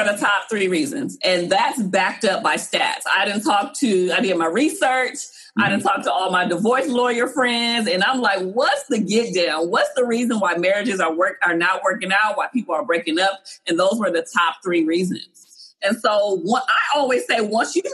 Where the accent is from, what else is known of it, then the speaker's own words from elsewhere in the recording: Compton, California, United States; I was from Compton. There was times growing up in my household where money was funny.